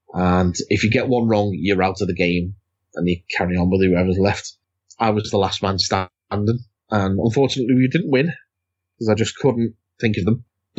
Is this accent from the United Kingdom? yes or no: yes; United Kingdom; God, we're so British talking about the weather.